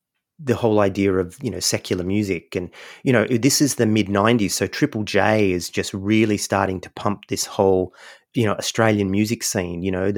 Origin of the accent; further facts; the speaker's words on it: United States; I grew up, a portion of my upbringing, my father was in the military, so I grew up in America.